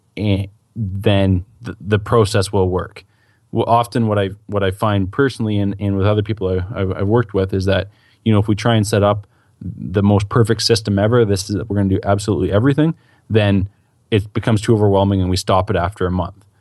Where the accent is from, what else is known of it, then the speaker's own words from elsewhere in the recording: Canada; I'm Canadian